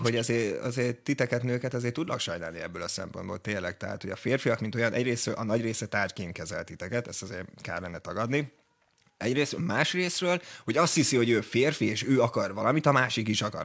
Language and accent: Hungarian; Hungary; magyar vagyok